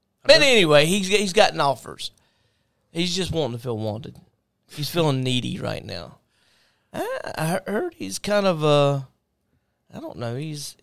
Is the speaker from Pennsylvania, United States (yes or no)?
no; Jacksonville, Florida, United States; We're from Jacksonville.